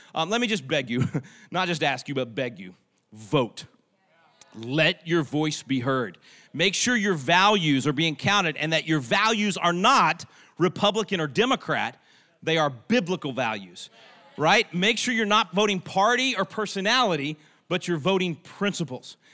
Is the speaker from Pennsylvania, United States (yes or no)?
no; Texas, United States; I'm a Texan. We Texans